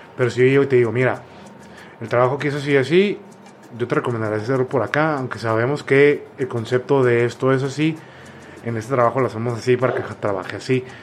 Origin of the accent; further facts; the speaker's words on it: Mexico; la misma cultura que tenemos como mexicanos